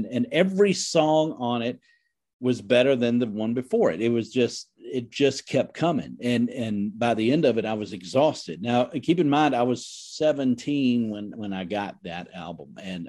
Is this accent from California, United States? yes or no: no; Indiana, United States; but I grew up in the Midwest, Indiana, yes.